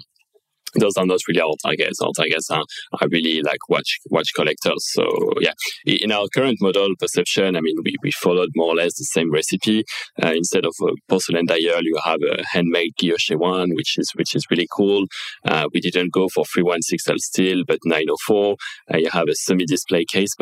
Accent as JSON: {"language": "English", "town": "Marseille", "region": "Provence-Alpes-Côte d'Azur", "country": "France", "tie": "born or raised there", "also_born_or_lived": "United Kingdom / China", "moved": "as an adult", "said": "from age 0 to 18, I was living in France, born and raised there"}